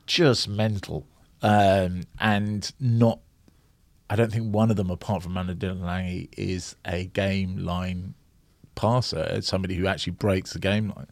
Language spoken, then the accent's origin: English; Scotland, United Kingdom; I was born in Scotland. Um, But I was very split down the middle, 'cause, uh, both my parents were English.